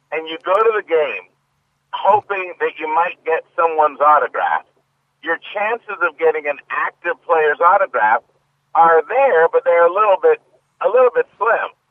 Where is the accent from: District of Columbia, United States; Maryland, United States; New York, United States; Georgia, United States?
Maryland, United States; Baltimore; growing up in Baltimore, working with the Orioles